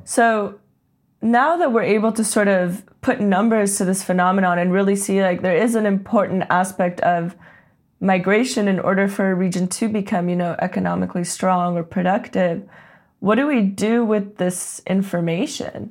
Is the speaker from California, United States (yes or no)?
yes; Silicon Valley, California, United States; growing up in Silicon Valley